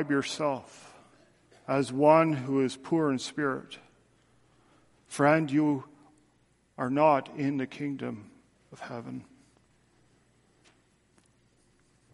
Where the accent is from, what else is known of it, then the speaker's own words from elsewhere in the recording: Canada; I'm a Canadian, and I have my Canadian passport, which identifies that Canada is my country.